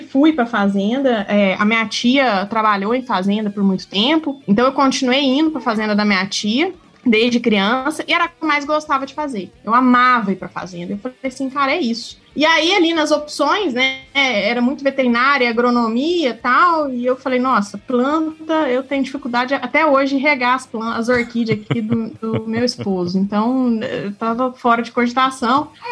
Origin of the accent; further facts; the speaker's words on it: Uberaba, Minas Gerais, Brazil; Eu nasci em Uberaba